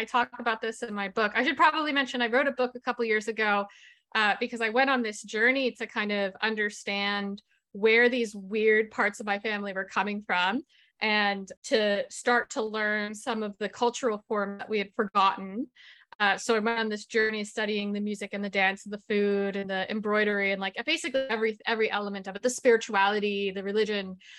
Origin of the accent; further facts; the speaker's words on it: Massachusetts, United States; I come from an Italian-American family. I grew up in Massachusetts